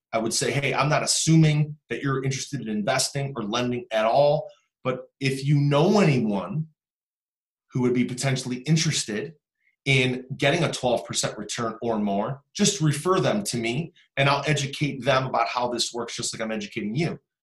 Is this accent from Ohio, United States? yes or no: yes; Cleveland, Ohio, United States; I'm from Cleveland